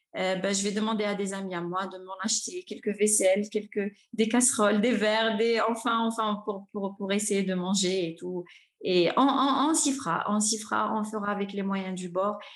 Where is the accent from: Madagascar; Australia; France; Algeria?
Algeria; Oran, Oran Province; je suis née, j'ai grandi à Oran